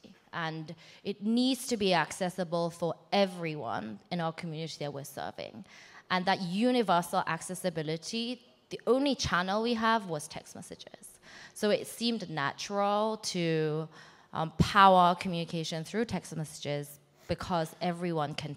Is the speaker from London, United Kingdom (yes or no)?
yes; London, United Kingdom; also born or lived in South Korea; I am Korean. I moved from Korea to England when I was 8 and lived in basically the Sunnyvale equivalent, but in London.